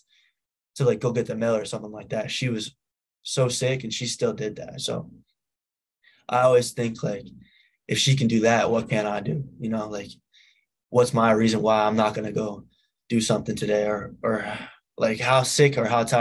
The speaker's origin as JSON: {"language": "English", "region": "Massachusetts", "country": "United States", "tie": "born or raised there", "also_born_or_lived": "New Hampshire", "said": "I lived in New Hampshire till I was 4, and then I moved to Massachusetts"}